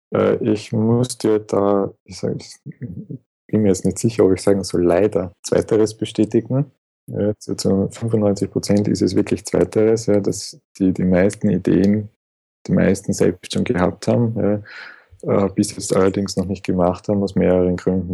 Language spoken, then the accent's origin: German; Schwechat, Lower Austria, Austria; also born or lived in Vienna; geboren in Wien, äh, auch wenn ich nie in Wien gewohnt habe oder gelebt habe. Okay. Äh, aufgewachsen bei Schwächert